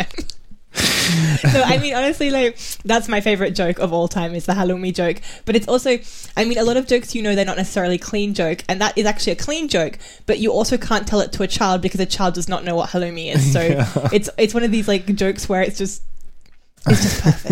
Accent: Western Australia, Australia; now in England; on my side of the country, so I'm from the West

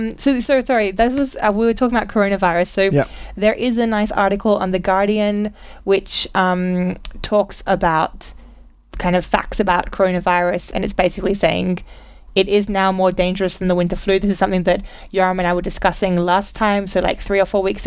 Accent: Australia; We're both Australian

